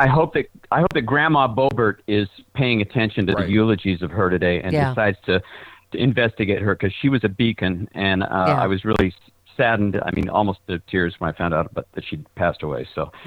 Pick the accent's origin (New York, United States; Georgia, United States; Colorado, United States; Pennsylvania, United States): Colorado, United States; now in Mesa, United States; while I am … in Mesa, Arizona, I'm also … from Colorado.